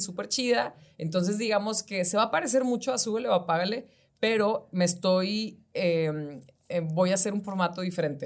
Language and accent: Spanish; Ciudad Victoria, Tamaulipas, Mexico; moved away; yo soy de Ciudad Victoria